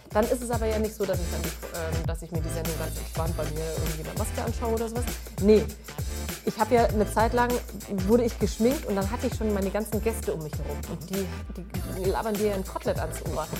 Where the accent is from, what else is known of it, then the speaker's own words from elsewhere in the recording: Middle Franconia, Bavaria, Germany; accent: Franconian; moved away as an adult; also born or lived in Mittweida; now in Cologne, Germany; ich komme aus Mittelfranken.